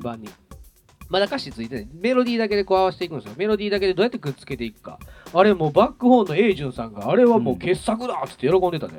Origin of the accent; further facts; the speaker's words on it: Kobe, Hyogo, Japan; 僕ら神戸出身なのになぜか名古屋でレギュラー番組持ってるってね